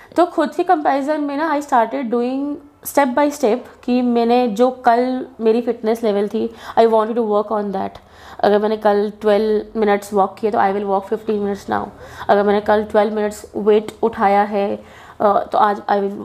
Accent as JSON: {"language": "Hindi", "town": "Jammu", "region": "Jammu and Kashmir", "country": "India", "said": "जम्मू से बिलोंग करती हूँ"}